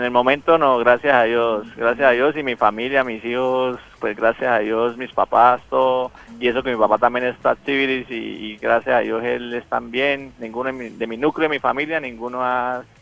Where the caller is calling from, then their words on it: Bucaramanga, Santander, Colombia; yo soy taxi acá de Bucaramanga